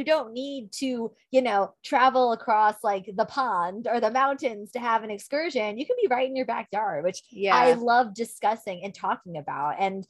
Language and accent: English; New York, United States; we actually were from New York. That's where we're originally born and raised in New York.